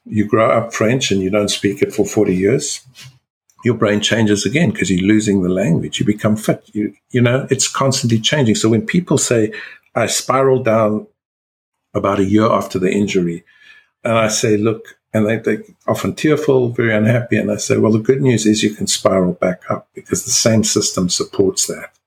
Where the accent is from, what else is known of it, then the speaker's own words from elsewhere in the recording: South Africa; being South African born